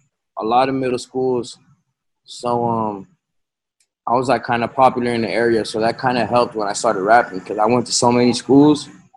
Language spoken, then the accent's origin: English; Florida, United States; also born or lived in Chicago; Yeah, facts. Yeah, I was born in Chicago, and I moved to Florida when I was like 3 or 4, 3 turning 4, somewhere around a year.